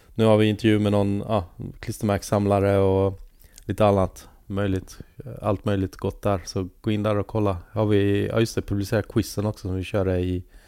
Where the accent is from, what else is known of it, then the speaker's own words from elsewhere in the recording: Halmstad, Halland County, Sweden; jag växte upp i Halmstad